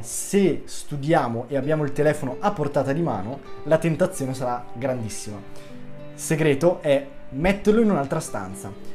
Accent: Bergamo, Lombardy, Italy; accent: Bergamo; vado all'Università di Bergamo, che è la mia città se non si fosse sentito dall'accento

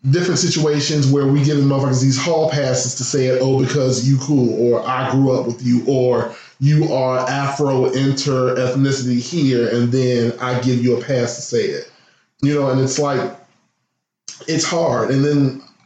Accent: Midwest, United States; I come from the Midwest where we slang that word left and right

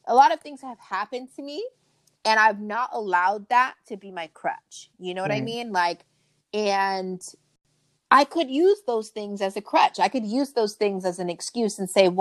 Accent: Long Beach, California, United States; I grew up in Long Beach. I grew up kind of in the hood

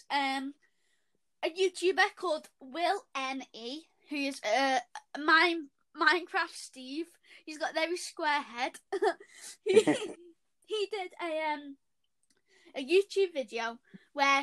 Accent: Liverpool, North West England, United Kingdom; accent: Scouse; Don't know if you can tell by our accents yet, but yes, we are from Liverpool.

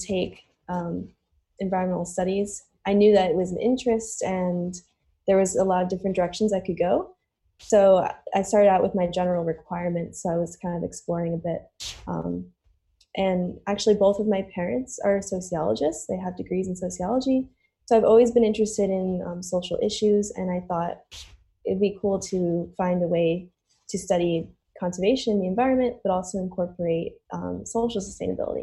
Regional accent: Rochester, New York, United States; also born or lived in Brighton, New York; I grew up in Rochester, New York. And I basically lived there my whole life

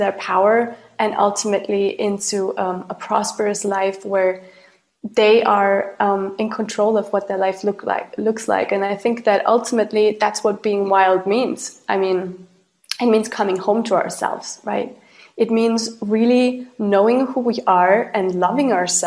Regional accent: Austria; I grew up in Austria and Europe

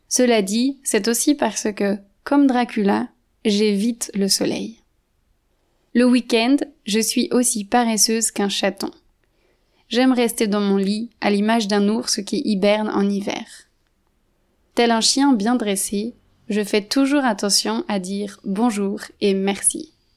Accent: France; moved away; Je suis française d'origine

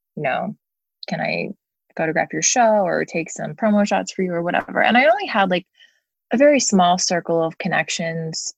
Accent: King of Prussia, Pennsylvania, United States; now in Los Angeles, United States; I grew up in Philly suburb of King of Prussia

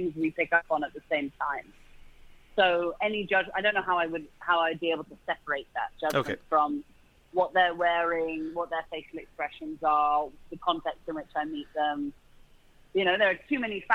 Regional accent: London, United Kingdom; accent: British; the part of London I'm from

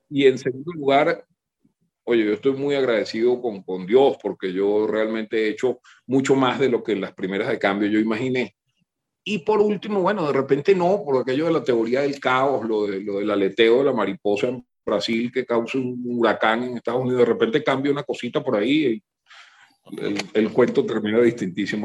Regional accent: Venezuela; also born or lived in New Haven, United States; yo soy venezolano, Yo, yo soy de aquí, yo pertenezco a esto.

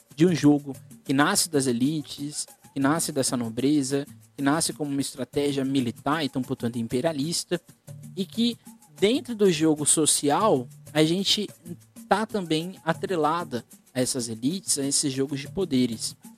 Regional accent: Guarujá, São Paulo, Brazil; eu sou do Guarujá

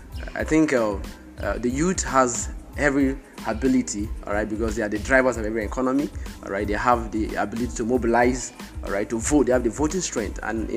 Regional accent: South Africa; I'm from South Africa.

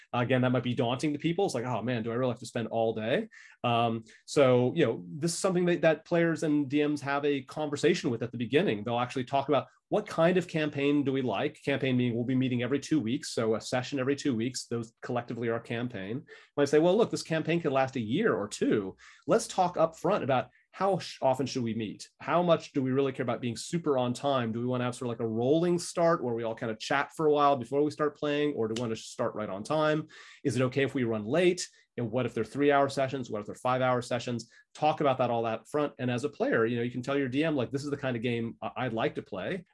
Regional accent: California, United States; moved away as an adult; now in Brisbane, Australia; I'm from California originally.

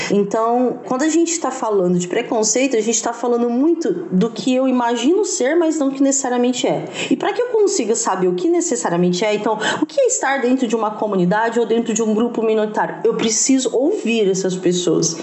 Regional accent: Franca, São Paulo, Brazil; now in Ribeirão Preto, Brazil; Eu sou de Franca, eu tô aqui em Ribeirão Preto, mas eu sou de Franca

